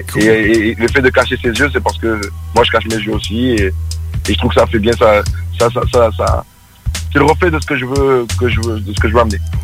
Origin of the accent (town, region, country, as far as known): France